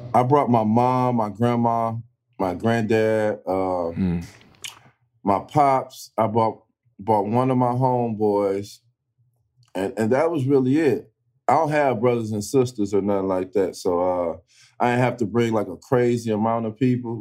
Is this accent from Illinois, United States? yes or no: yes; East St. Louis, Illinois, United States; I'm from East St. Louis. I'm a Midwest kid